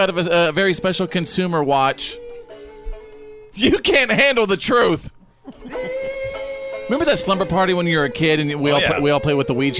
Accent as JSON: {"language": "English", "town": "Bowie", "region": "Texas", "country": "United States", "tie": "born or raised there", "said": "I grew up in Bowie, Texas."}